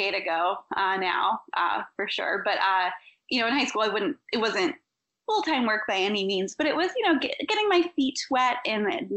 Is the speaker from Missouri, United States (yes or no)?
yes; Missouri, United States; now in New York City, United States; my home state of Missouri